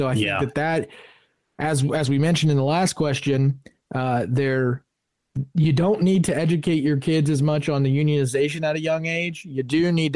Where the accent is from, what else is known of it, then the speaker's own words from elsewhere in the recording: Parkersburg, West Virginia, United States; I'm from Parkersburg, where at that time, LGBTQ plus issues weren't discussed, especially in my neck of the woods.